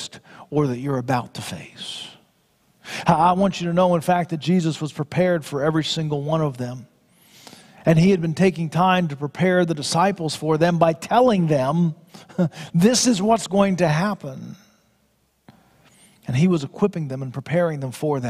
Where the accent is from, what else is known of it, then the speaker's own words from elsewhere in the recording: Florida, United States; Growing up in Florida